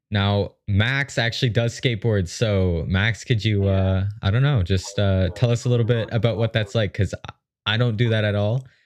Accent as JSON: {"language": "English", "region": "Ontario", "country": "Canada", "said": "Yeah, we're from Ontario actually, so."}